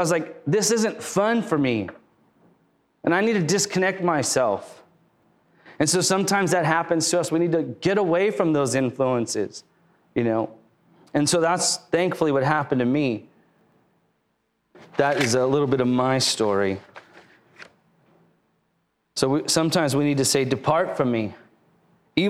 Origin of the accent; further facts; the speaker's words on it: Lakewood, California, United States; moved away as an adult; now in Riverside, United States; I grew up in Lakewood